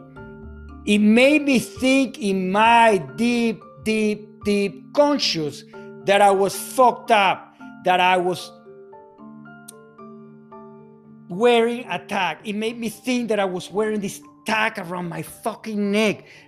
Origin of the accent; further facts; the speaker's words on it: Fort Lauderdale, Florida, United States; also born or lived in Venezuela; I'm born in Venezuela, South America, to a Hungarian dad, to a Spaniard mom. I grew up in Fort Lauderdale, Florida.